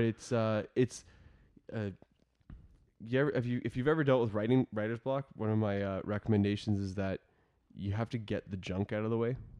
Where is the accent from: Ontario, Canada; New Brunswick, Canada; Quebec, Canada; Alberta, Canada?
Ontario, Canada; Northwestern; I'm from Northwestern Ontario